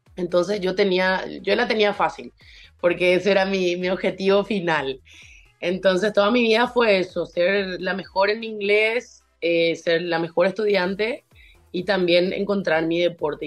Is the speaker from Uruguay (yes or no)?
no; Paraguay; also born or lived in Tulsa, Oklahoma, United States; en Paraguay no tenemos leones